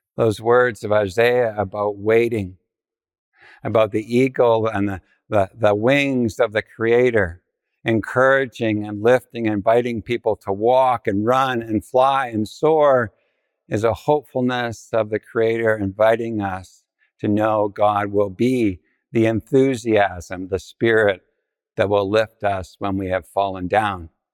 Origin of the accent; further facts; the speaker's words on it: Ontario, Canada; I was from Ontario